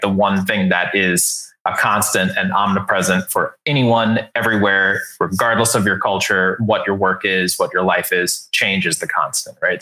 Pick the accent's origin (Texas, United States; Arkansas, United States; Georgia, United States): Texas, United States; San Antonio; I grew up in San Antonio, Texas